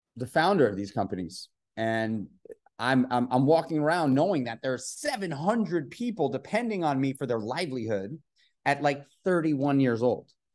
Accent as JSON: {"language": "English", "town": "New York City", "region": "New York", "country": "United States", "tie": "born or raised there", "said": "I grew up in New York City, in Manhattan"}